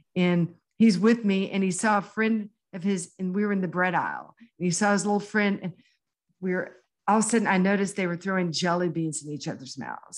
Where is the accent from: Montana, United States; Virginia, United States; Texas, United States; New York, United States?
Texas, United States; Houston; born or raised there